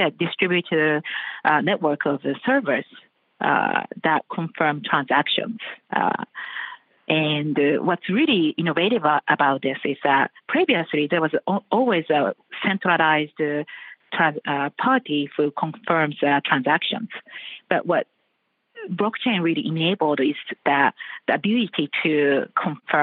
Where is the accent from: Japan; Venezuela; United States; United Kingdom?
Japan; I'm coming from Japan.